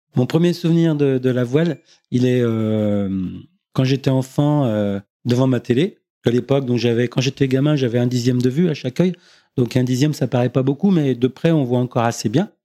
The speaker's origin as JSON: {"language": "French", "town": "Beaujeu", "region": "Auvergne-Rhône-Alpes", "country": "France", "tie": "born or raised there", "also_born_or_lived": "Villefranche-sur-Saône / Lyon", "said": "je suis originaire du Beaujolais, donc euh, j'habitais à la campagne"}